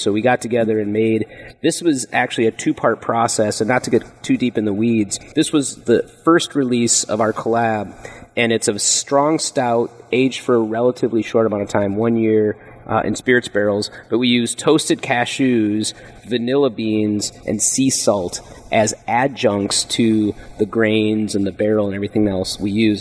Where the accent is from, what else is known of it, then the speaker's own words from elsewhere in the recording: Minnesota, United States; moved away as an adult; now in California, United States; I came from the Midwest. There wasn't a big wine scene in Minnesota where I grew up